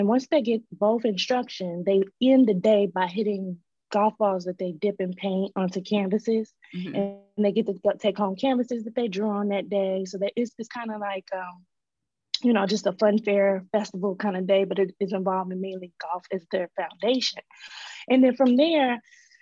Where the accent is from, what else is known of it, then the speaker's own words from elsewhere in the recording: Chicago, Illinois, United States; also born or lived in Selma, Alabama; I grew up in the South Side of Chicago at that time.